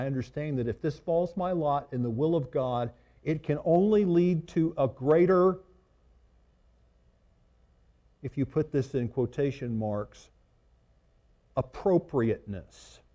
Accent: the South, Southern United States, United States

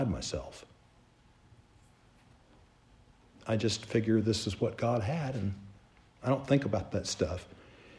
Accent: Charleston, South Carolina, United States; I grew up in Charleston, South Carolina

